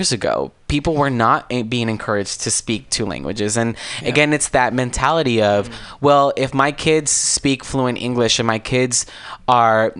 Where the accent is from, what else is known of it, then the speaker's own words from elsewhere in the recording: Azusa, California, United States; I'm originally from Azusa, California